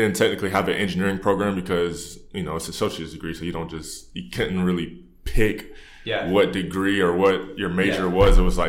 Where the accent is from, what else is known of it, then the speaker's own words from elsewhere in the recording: Canton, Ohio, United States; moved away as an adult; I born and raised in Canton, Ohio, which is, you know, the Hall of Fame city for football.